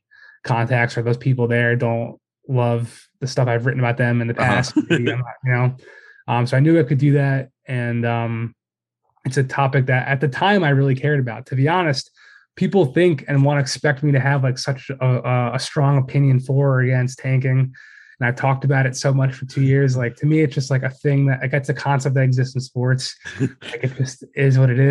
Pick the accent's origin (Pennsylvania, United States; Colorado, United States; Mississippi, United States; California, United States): Pennsylvania, United States; Philadelphia; moved away as an adult; also born or lived in Boston; I'm from Philly originally.